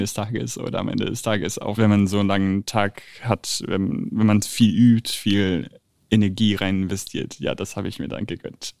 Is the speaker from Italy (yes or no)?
yes; Italy; moved away; als Italiener